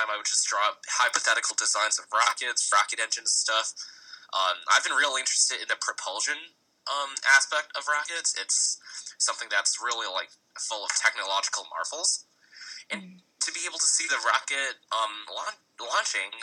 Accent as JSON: {"language": "English", "region": "Connecticut", "country": "United States", "tie": "born or raised there", "said": "I grew up in Connecticut, so that's in the northeastern United States."}